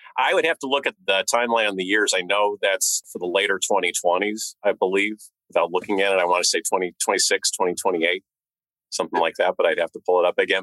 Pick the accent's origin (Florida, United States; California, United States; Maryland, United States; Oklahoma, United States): California, United States; Northern; I grew up in Northern California